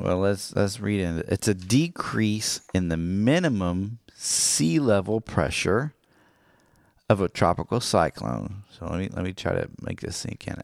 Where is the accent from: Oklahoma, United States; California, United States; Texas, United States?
Oklahoma, United States; Miami; moved away; my hometown of Miami